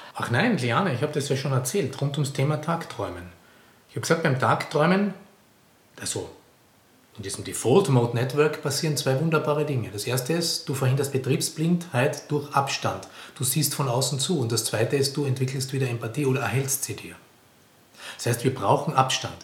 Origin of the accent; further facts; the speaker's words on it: Carinthia, Austria; moved away; Ich komme aus Kärnten, an der, direkt an der italienischen Grenze